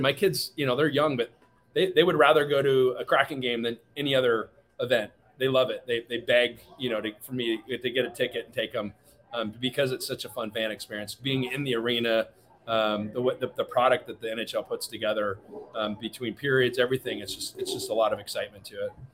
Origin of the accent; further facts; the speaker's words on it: Seattle, Washington, United States; I grew up in Seattle.